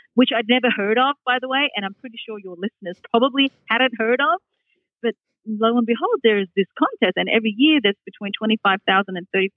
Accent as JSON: {"language": "English", "country": "Australia", "tie": "born or raised there", "also_born_or_lived": "Hong Kong", "accent": "Australian", "moved": "as an adult", "lives_now": "Boston, United States", "said": "my accent comes from, because I grew up in Australia"}